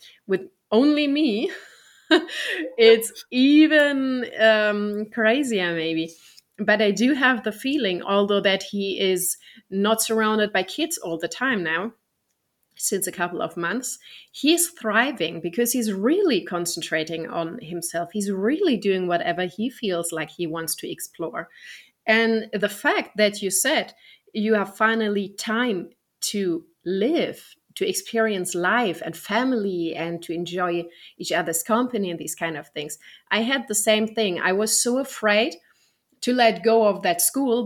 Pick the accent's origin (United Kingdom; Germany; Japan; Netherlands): Germany; I'm from Germany